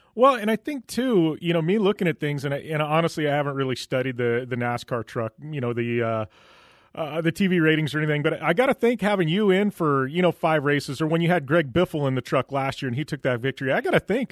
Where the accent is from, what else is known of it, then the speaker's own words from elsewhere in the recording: West Coast, United States; I'm from the West Coast